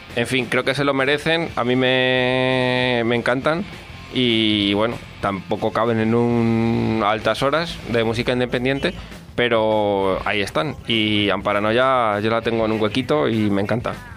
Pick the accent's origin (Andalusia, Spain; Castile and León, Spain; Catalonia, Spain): Andalusia, Spain; Valdepeñas de Jaén; la de mi pueblo, de Valdepeña de Jaén